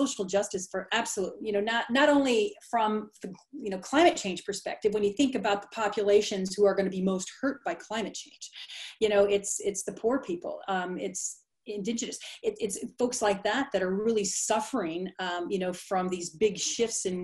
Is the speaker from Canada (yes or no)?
no; Sublette, Illinois, United States; now in Chico, United States; the little tiny town that I grew up in Sublette, Illinois